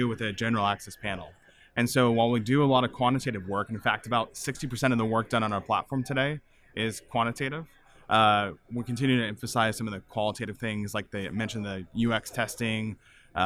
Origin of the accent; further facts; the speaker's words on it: Visalia, California, United States; moved away as an adult; I grew up on a farm in Central California, and I left and didn't go back for 15 years